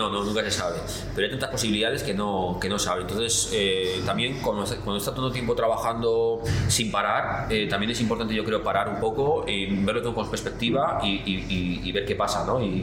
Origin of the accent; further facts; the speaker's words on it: Basque Country, Spain; la cultura es lo que pasa que también yo soy, vasco, entonces claro, entre vascos y japoneses, ¿sabes?